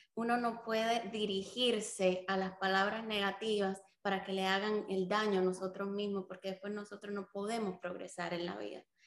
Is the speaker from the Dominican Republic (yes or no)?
yes; Dominican Republic; also born or lived in Cuba; Cuba me voy hacia República Dominicana, allí empiezo la escuela